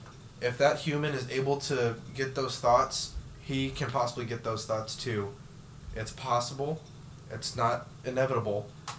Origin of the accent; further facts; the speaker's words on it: Texas, United States; being from the South